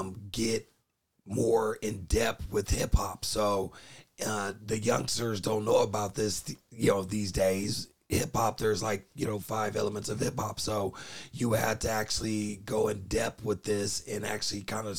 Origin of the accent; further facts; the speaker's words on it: the Bay Area, California, United States; I'm from the Bay and I'm a Bay Area connoisseur